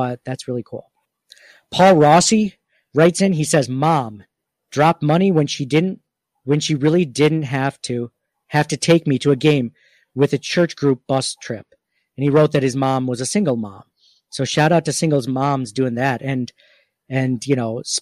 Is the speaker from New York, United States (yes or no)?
yes; Rochester, New York, United States; growing up in the Rochester area, part of the reason why I think I chose UB over other schools is because of the Bills